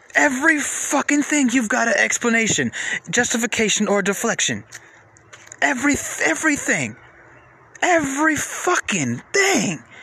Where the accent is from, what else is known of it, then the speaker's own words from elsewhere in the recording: Atlanta, Georgia, United States; I'm from Atlanta